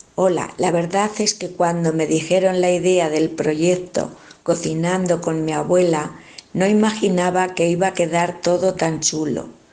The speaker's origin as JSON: {"language": "Spanish", "town": "Villarejo de Salvanés", "region": "Community of Madrid", "country": "Spain", "tie": "born or raised there", "said": "mi pueblo, Villarejo de Salvanés"}